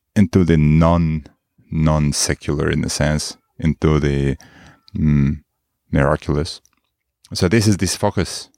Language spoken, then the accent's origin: English; Moscow, Russia; moved away as an adult; now in Marin, United States; I'm a Moscow guy from, from the most of my time. Moscow guy, Russia.